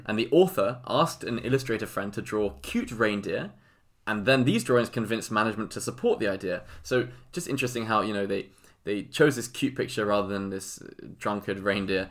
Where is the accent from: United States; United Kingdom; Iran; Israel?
United Kingdom; England; I'm English.